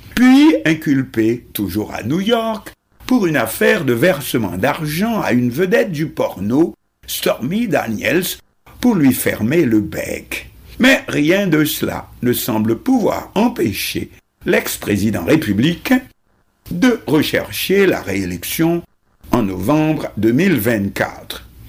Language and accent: French; Haiti; chez nous en Haïti